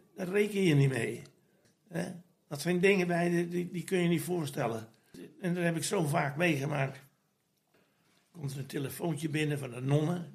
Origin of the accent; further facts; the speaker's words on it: Groningen, Netherlands; now in Vlaardingen, Netherlands; Ja, ik ben een Groninger en ik heb een hard karakter